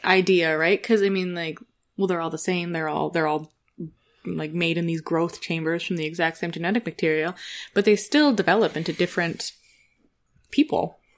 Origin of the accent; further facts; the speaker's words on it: Canada; I grew up in Canada